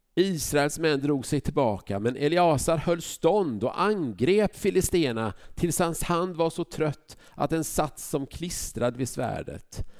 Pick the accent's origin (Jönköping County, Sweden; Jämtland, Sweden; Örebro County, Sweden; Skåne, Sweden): Jönköping County, Sweden; Huskvarna; now in Vänersborg, Sweden; Jag växte upp i Huskvarna